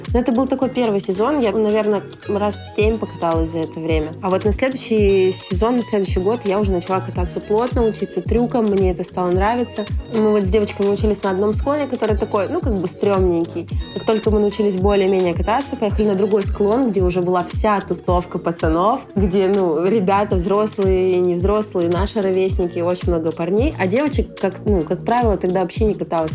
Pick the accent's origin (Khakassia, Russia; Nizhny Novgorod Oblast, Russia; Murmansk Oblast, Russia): Murmansk Oblast, Russia; Murmansk; Я родом из Мурманска. У нас сопки, горки, снега до хрена постоянно.